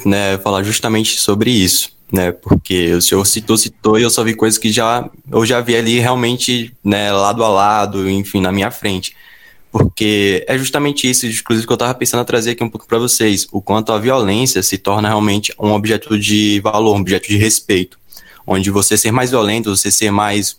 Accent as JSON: {"language": "Portuguese", "region": "Bahia", "country": "Brazil", "said": "lá na minha região, a Bahia"}